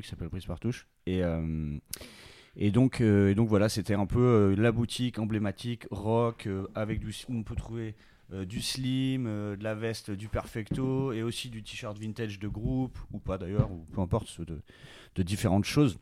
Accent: Bordeaux, Nouvelle-Aquitaine, France; Je viens de Bordeaux

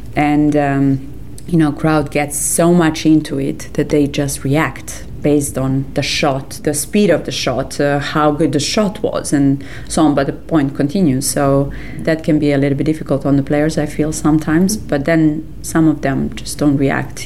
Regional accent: Serbia; English is a second language; I'm coming from Serbia.

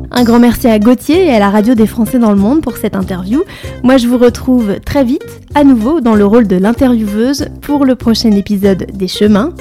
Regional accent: Troyes, Grand Est, France; moved away as an adult; now in Barcelona, Spain; je viens de Troyes, hein, c'est une petite ville euh, très mignonne

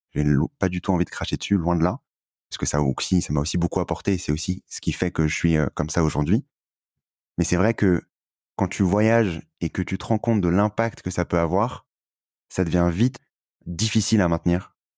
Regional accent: France; on était euh, privilégié en France

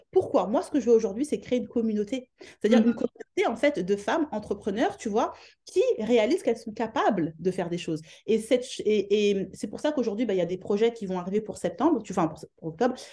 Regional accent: France; moved away as an adult; now in London, United Kingdom; je suis de France

